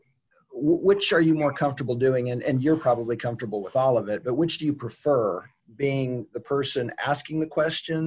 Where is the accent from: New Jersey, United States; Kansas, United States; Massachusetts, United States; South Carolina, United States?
Kansas, United States; Augusta; I came from Augusta, which is a very homogenous community